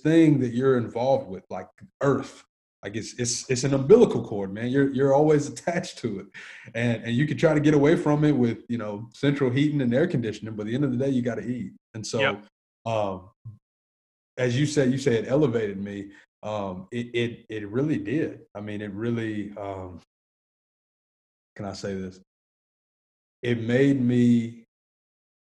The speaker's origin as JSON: {"language": "English", "town": "Nashville", "region": "Tennessee", "country": "United States", "tie": "born or raised there", "said": "I grew up in Antioch, Tennessee, which is about 25 minutes south of the actual city"}